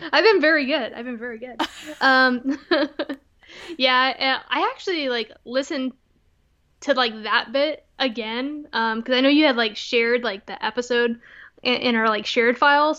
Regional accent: Texas, United States; moved away; Texas always has a special place in my heart. I'm always a Texan

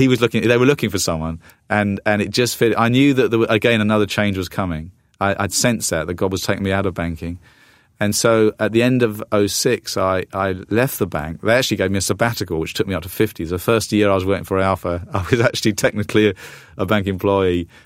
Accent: the south coast of England, United Kingdom; moved away as an adult; also born or lived in London; now in United States; I uh, am a Brit, uh, although I'm half American now. I, I, have my green card, and I'm on the process of getting American citizenship. But you know, I was I was in the UK uh, for most of my life. I've been over here the last 10 years. Uh, grew up on the south coast

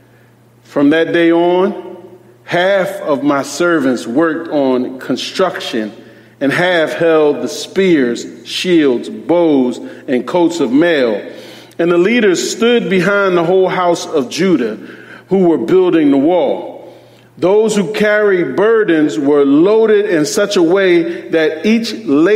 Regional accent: Philadelphia, Pennsylvania, United States; As a young boy growing up in Philadelphia, I lived in a part of Philadelphia where there were gang rivalries

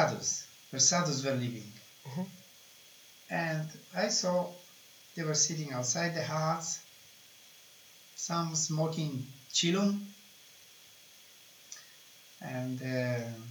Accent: Italy; moved away; I am from Italy

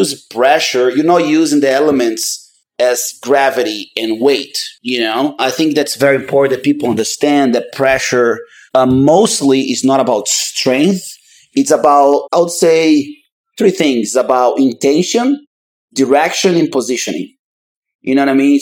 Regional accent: Manaus, Amazonas, Brazil; moved away as an adult; now in Austin, United States; I'm 40 years old and I'm from Manaus, Brazil. I've been in the United States for about 20 years.

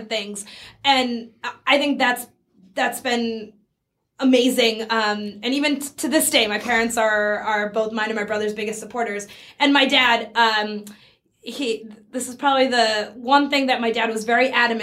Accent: Burlington, Massachusetts, United States; also born or lived in San Francisco / India; I grew up in Burlington, Massachusetts

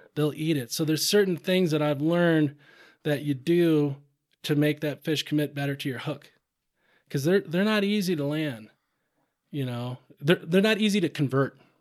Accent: Rochester, Minnesota, United States; now in Montana, United States; I grew up, I grew up in Rochester, Minnesota, southeast Minnesota

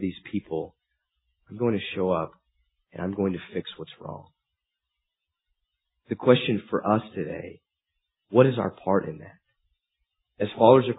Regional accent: United States; being American is a good thing, I'm happy about

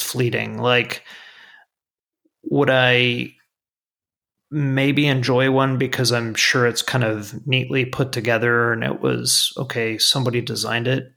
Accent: South Florida, United States; growing up in South Florida

